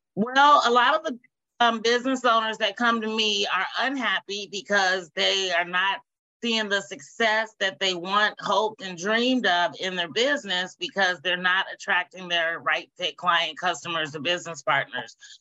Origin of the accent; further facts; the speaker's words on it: Indianapolis, Indiana, United States; moved away as an adult; now in Dayton, United States; I am from Indianapolis, Indiana